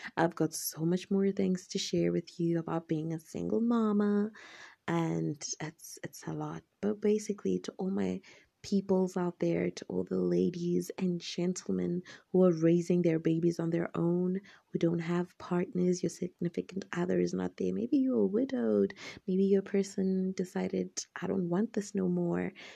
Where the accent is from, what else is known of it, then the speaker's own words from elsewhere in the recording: Zimbabwe; I'm from Zimbabwe, in Africa.